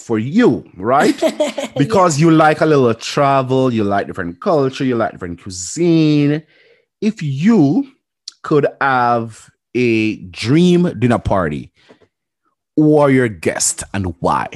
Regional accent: Jamaica; moved away as an adult; now in Toronto, Canada; born and raised in Jamaica

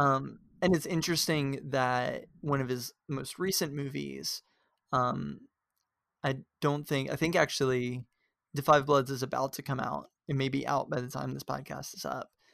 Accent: the South, United States; we come from the South

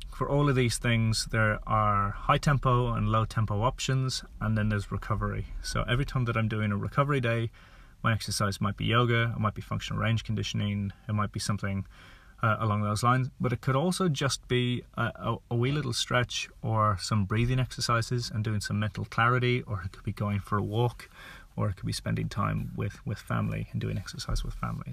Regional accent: Ireland; now in New Zealand; being Irish

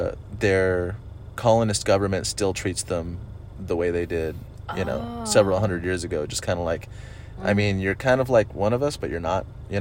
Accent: Huntington Beach, California, United States; I'm from Huntington. Well, sort of.

